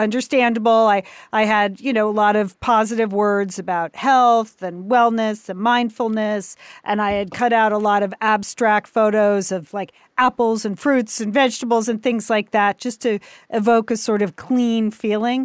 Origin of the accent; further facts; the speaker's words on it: United States; I'm an American